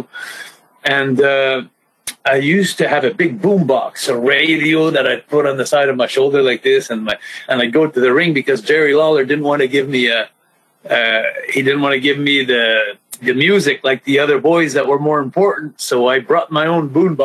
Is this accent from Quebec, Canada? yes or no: yes; about an hour north of Montreal, Quebec, Canada; I'm really from Rodden, about an hour north of Montreal